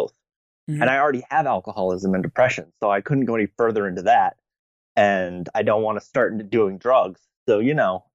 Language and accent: English; New England, United States; I'm from New England